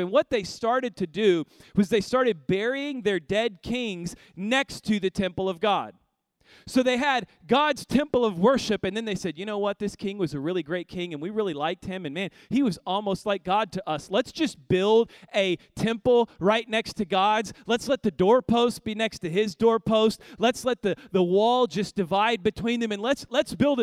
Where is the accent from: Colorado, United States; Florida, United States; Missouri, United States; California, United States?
Missouri, United States; Kansas City; now in Houston, United States; I grew up in Kansas City